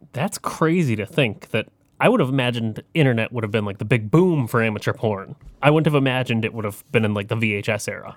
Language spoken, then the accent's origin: English; Detroit, Michigan, United States; We are from the Detroit area